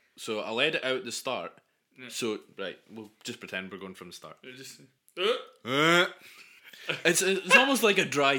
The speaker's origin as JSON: {"language": "English", "area": "Angus", "region": "Scotland", "country": "United Kingdom", "tie": "born or raised there", "said": "we are both from Scotland"}